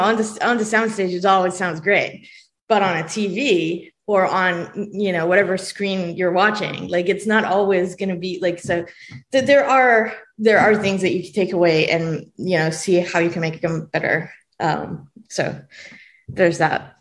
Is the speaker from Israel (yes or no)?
yes; Israel; English is a second language; moved away; i was born in israel and i did not speak english